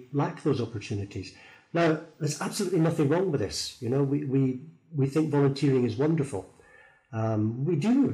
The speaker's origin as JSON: {"language": "English", "town": "Thurso", "region": "Scotland", "country": "United Kingdom", "moved": "as an adult", "lives_now": "Phnom Penh, Cambodia", "said": "I'm originally from Scotland, far north of Scotland, a place called Thurso"}